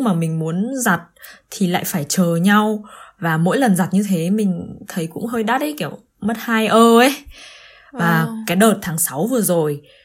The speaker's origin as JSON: {"language": "Vietnamese", "country": "Vietnam", "moved": "as an adult", "lives_now": "Germany", "said": "mình từ vừa từ Việt Nam quay trở lại Đức sau cái chuyến thăm nhà Tết"}